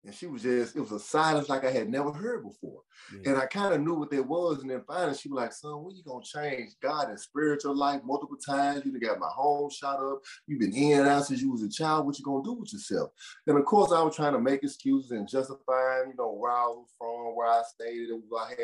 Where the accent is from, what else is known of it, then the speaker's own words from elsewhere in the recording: Memphis, Tennessee, United States; I was banned from Memphis City Schools. I started getting kicked out of school in the 6th grade